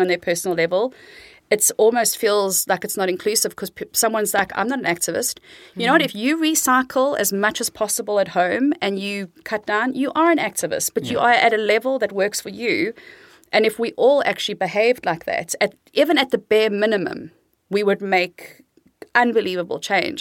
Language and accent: English; South Africa; moved away as an adult; now in Amsterdam, Netherlands; I'm South African, born and raised, um, but been living in the Netherlands in Amsterdam for almost 21 years